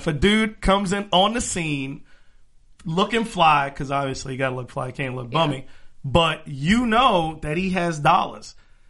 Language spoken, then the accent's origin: English; Miami, Florida, United States; moved away; I'm from Miami.